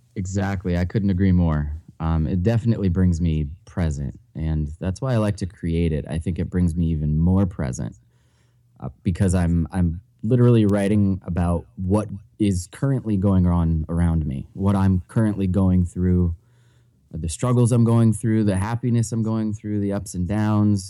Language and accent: English; New Hampshire, United States; I was born and raised in New Hampshire.